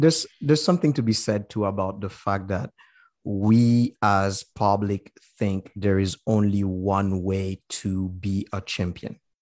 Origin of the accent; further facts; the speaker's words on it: Haiti; now in British Columbia, Canada; us as Haitian